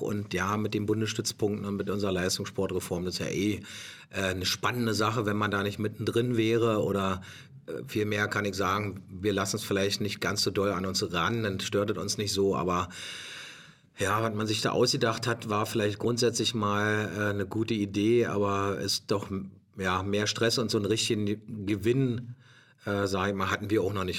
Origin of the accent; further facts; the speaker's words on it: Germany; also born or lived in Potsdam; als Deutscher